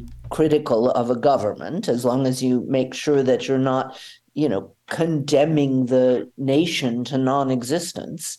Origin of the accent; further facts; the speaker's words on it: Atlanta, Georgia, United States; now in Germany; I grew up in Atlanta, Georgia at a time when our synagogue was bombed